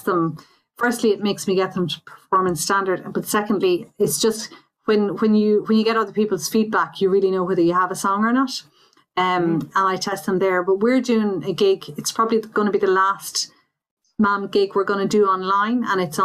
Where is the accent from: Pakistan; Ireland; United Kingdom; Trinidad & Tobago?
Ireland; Belmullet, Connacht; I was brought up in Belmullet, County Mayo